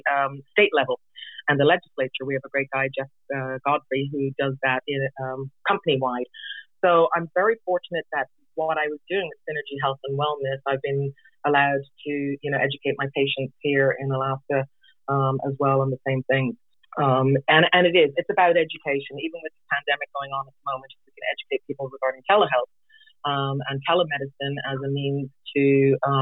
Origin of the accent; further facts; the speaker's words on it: Ireland; also born or lived in England / Florida; now in Juneau, United States; I was actually born and raised in Ireland, and I lived in England as well for a period of 4 years.